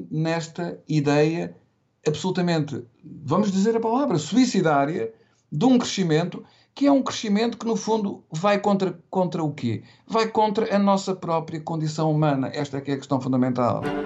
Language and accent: Portuguese; Portugal; se eu pensar na minha infância e na minha adolescência, eu recordo-me quando em Portugal